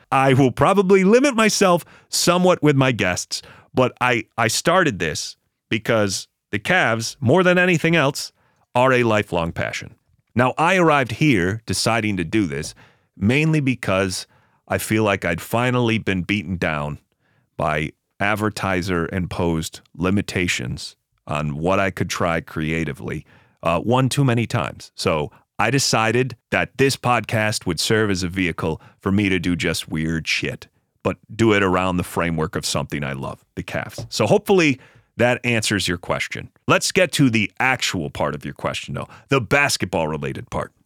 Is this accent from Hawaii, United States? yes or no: no; Buffalo, New York, United States; moved away as an adult; now in Los Angeles, United States; I did relocate to Los Angeles for work purposes, but I grew up in Buffalo, New York